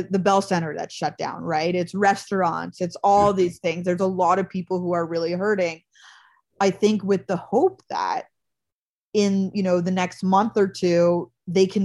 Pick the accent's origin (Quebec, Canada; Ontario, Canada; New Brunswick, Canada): Quebec, Canada; Montreal; moved away as an adult; now in United States; I can say that because that is my hometown and my yeah. home province